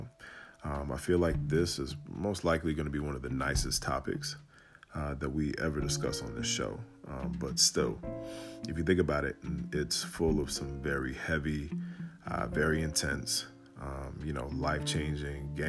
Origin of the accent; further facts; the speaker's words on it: Atlanta, Georgia, United States; I'm from Atlanta, ATL, Dirty South